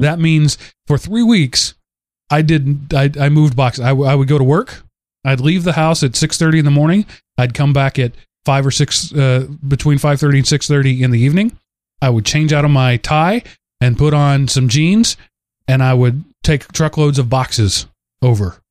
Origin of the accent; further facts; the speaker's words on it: Texas, United States; I say that as a Texan.